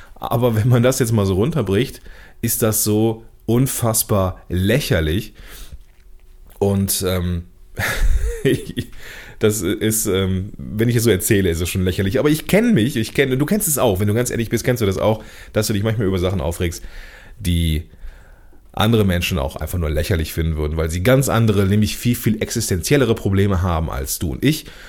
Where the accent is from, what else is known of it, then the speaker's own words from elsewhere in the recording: Germany; als Deutscher hier in Deutschland geborener Mann